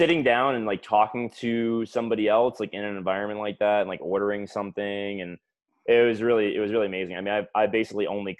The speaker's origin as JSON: {"language": "English", "town": "Fort Lauderdale", "region": "Florida", "country": "United States", "also_born_or_lived": "Atlanta", "said": "I am from South Florida, Fort Lauderdale area, Broward County. I went to Emory University in Atlanta."}